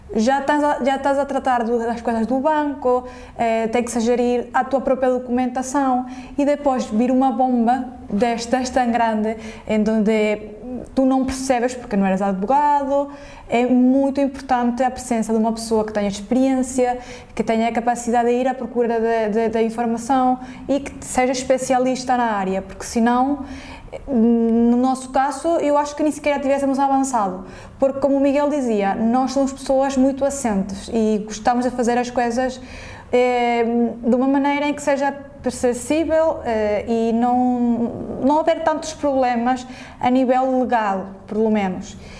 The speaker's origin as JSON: {"language": "Portuguese", "country": "Venezuela", "also_born_or_lived": "Portugal", "moved": "as an adult", "lives_now": "Lisbon, Portugal", "said": "eu sou venezuelana, portanto, emigrei para Portugal"}